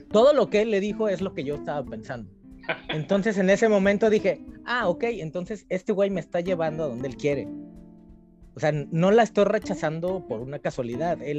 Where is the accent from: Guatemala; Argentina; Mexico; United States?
Mexico; Mexico City; moved away; Y aquí pues sigo siendo el chilango entonces, no importa que lleves 30 años en, algún lugar, sigue siendo el chilango.